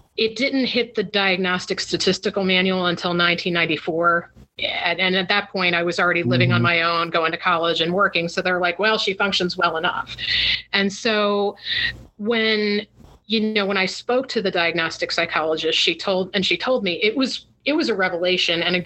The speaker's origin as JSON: {"language": "English", "town": "Port St. Lucie", "region": "Florida", "country": "United States", "tie": "born or raised there", "moved": "as an adult", "lives_now": "Washington, D.C. metro area, United States", "said": "I grew up in South Florida in what was then a small town called Port St. Lucie."}